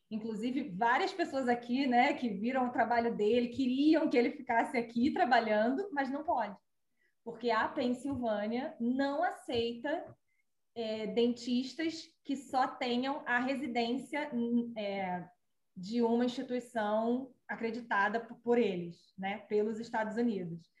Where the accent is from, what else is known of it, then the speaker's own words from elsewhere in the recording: Rio de Janeiro, Brazil; moved away as an adult; now in United States; Eu que nasci, cresci e quase morri no Rio